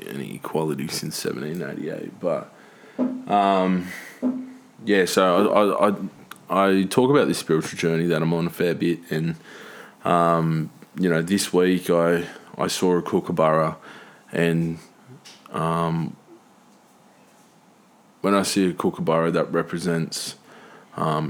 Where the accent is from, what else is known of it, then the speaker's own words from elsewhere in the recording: Tweed, New South Wales, Australia; I'm from Tweed